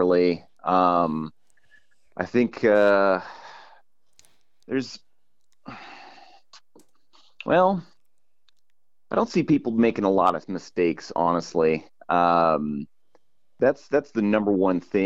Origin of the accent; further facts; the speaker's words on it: California, United States; I grew up in California